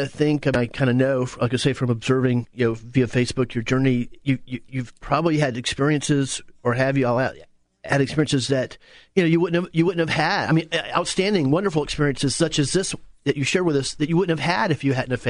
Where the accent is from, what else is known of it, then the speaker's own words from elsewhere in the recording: Apopka, Florida, United States; We grew up out in Apopka.